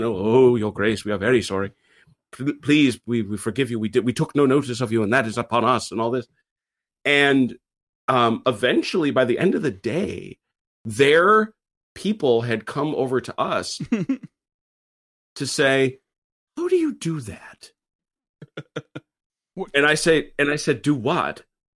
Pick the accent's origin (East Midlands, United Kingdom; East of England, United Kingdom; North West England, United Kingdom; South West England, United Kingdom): South West England, United Kingdom; Bristol; And because I'm from Bristol, damn it, you know, and we got manners where I come from